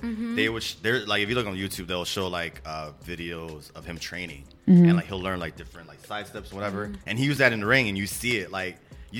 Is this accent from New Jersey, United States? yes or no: no; Texas, United States; moved away; I'm from Texas originally, so we had a lot more West Coast influence